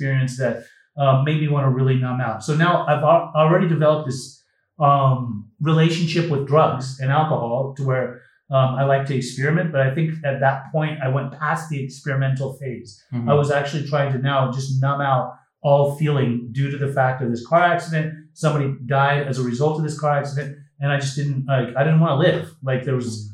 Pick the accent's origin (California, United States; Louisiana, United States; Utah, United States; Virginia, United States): Utah, United States; when I was 12 years old, I was growing up in Utah, very boring state for a young 12-year-old